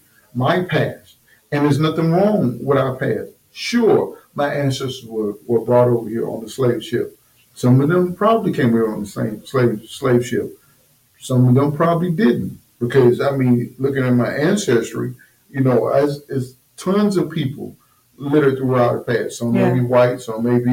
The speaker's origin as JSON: {"language": "English", "region": "New Jersey", "country": "United States", "tie": "born or raised there", "said": "I'm originally from New Jersey"}